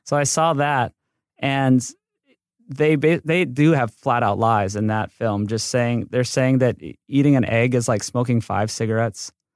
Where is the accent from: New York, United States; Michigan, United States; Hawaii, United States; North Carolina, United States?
Hawaii, United States; moved away as an adult; now in Los Angeles, United States; I grew up in Hawaii, and then I came to U C L A for mechanical engineering